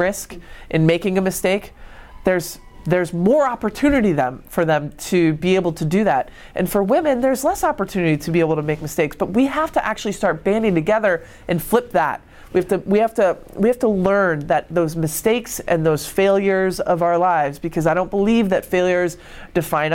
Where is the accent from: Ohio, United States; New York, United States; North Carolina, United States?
New York, United States; Rochester; growing up in Rochester